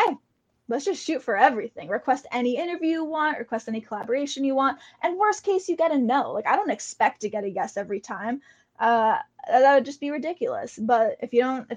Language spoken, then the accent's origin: English; Canada; being Canadian